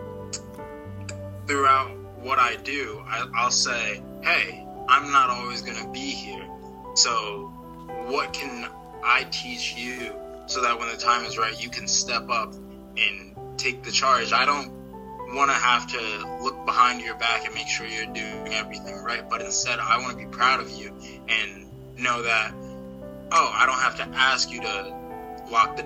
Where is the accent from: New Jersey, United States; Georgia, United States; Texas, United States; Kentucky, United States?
New Jersey, United States; South Plainfield; I serve on the Board of Education in my hometown of South Plainfield, New Jersey